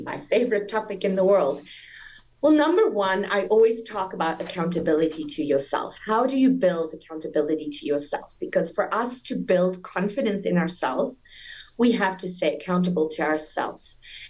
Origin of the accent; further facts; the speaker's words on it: South Africa; now in United States; Yes, so I'm born and raised in South Africa. You might detect a little accent, but that's already Americanized a lot. I've been here for 23 years.